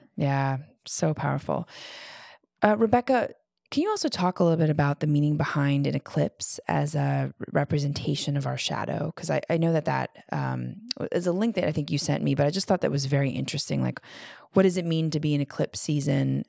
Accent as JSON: {"language": "English", "town": "Chicago", "region": "Illinois", "country": "United States", "tie": "born or raised there", "also_born_or_lived": "New York / West Coast", "moved": "as an adult", "said": "I grew up in Chicago"}